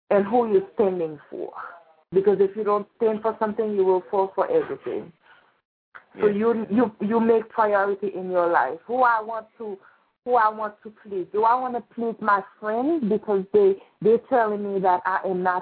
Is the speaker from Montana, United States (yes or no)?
no; Florida, United States; I moved from Florida